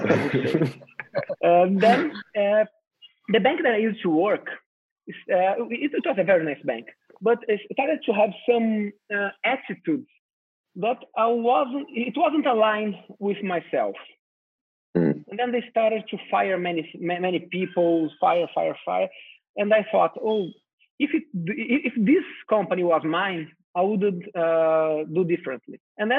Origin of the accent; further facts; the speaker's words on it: São Paulo, Brazil; I'm from São Paulo, Brazil, and I'm very happy and a pleasure to talk with you guys